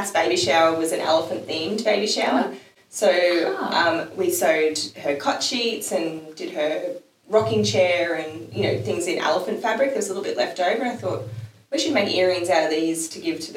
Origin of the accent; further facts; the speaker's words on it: Mackay, Queensland, Australia; I'm from Mackay